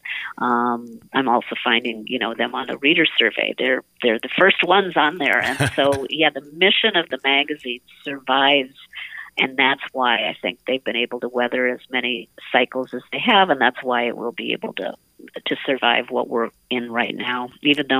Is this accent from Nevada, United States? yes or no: no; Prior Lake, Minnesota, United States; I grew up in Prior Lake